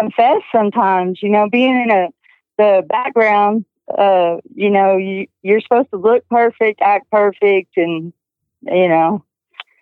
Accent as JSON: {"language": "English", "region": "Texas", "country": "United States", "tie": "born or raised there", "also_born_or_lived": "Kansas", "said": "I was born in Kansas. We moved to Texas when I was 6 years"}